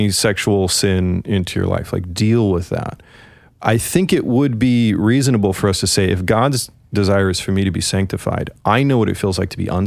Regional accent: United Kingdom; I'm a British

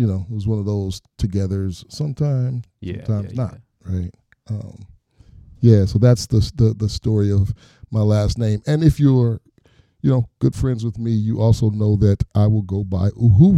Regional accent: Detroit, Michigan, United States; I'm, a native of Detroit, born and raised in Detroit

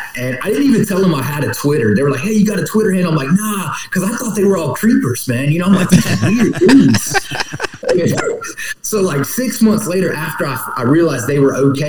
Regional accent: the South, United States; moved away as an adult; I grew up here in the South, and I took off when I was 18 to go to California.

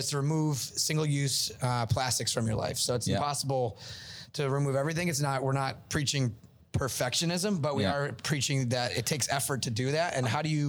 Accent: Northeast, United States; I'm from the Northeast

